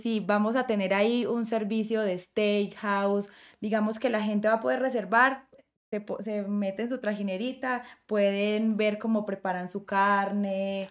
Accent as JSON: {"language": "Spanish", "country": "Colombia", "said": "generar empleos para mí en este momento en mi país"}